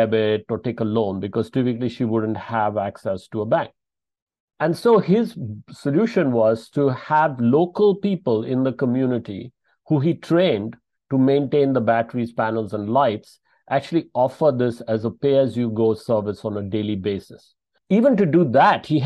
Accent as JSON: {"language": "English", "town": "Bangalore", "region": "Karnataka", "country": "India", "tie": "born or raised there", "said": "from Bangalore in South India, my hometown"}